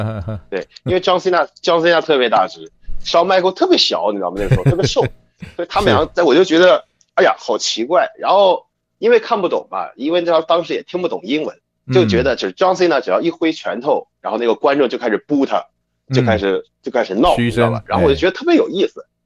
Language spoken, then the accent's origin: Chinese; China; 各位台湾的摔跤粉丝们，大家好， … ，也就是三次斗魂冠军